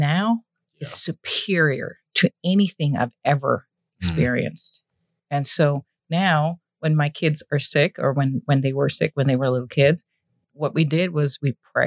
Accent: Germany; moved away; I was raised in the Protestant church in Germany, went through the whole religious educational

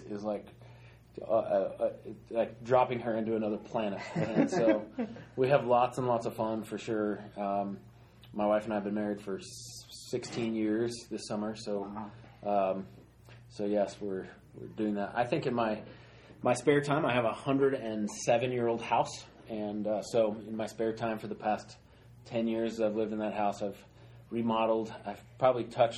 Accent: Colorado, United States; I grew up here in Colorado

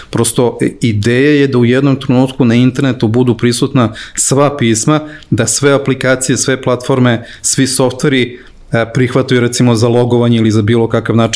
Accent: Serbia; kod nas u Srbiji

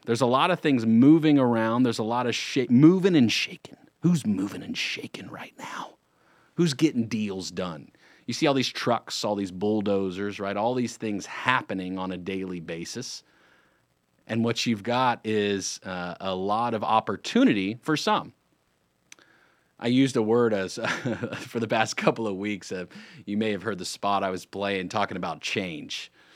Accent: Lake Norman area, North Carolina, United States; I'm not going anywhere. I grew up here

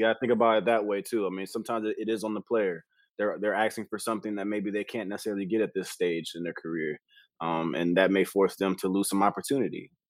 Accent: Inglewood, California, United States; I'm from Inglewood

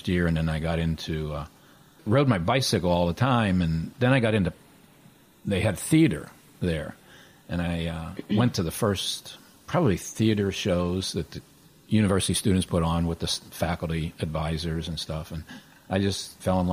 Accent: Trafford, Pennsylvania, United States; I grew up in a real small town, Trafford, Pennsylvania.

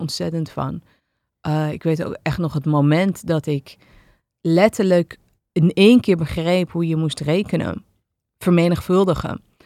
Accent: Amsterdam, North Holland, Netherlands; ik ben opgegroeid en eh, geboren en getogen in Amsterdam

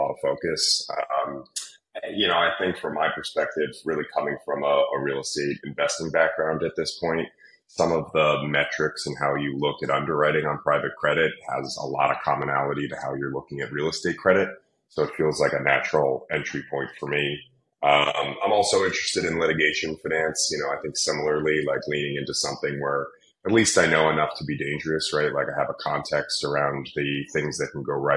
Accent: New York City, New York, United States; growing up in New York City around a lot of big buildings

